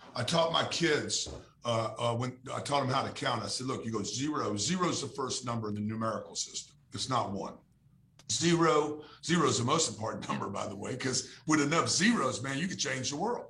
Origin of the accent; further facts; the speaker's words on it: Louisiana, United States; we grew up in Louisiana